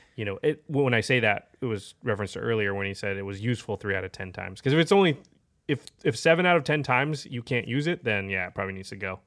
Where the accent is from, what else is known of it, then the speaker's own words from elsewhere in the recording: Portland, Oregon, United States; I'm from Portland